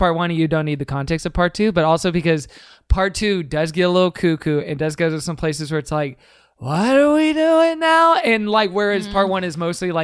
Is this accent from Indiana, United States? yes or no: no; Texas, United States; a 14-year-old kid growing up in Texas